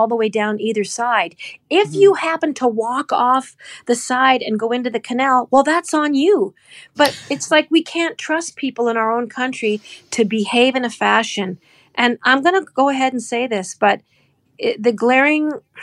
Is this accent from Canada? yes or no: yes; Canada; Where are you from? I said, Canada